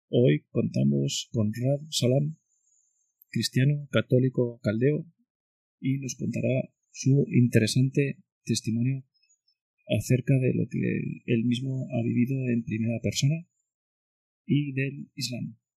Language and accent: Spanish; Basra, Basra Governorate, Iraq; Spanish is a second language; moved away as an adult; also born or lived in Nineveh, Iraq; now in Spain; soy cristiano católico caldeo, con mucha honra. He nacido en la ciudad de Nínive, en el norte de Irak, una ciudad bíblica Criado educado en el sur del país, en Basora, cerca de Ur de los Caldeos, también es una zona bíblica.